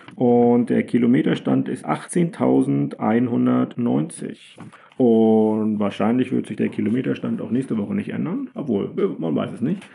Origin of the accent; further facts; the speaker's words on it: Germany; als äh, Deutsche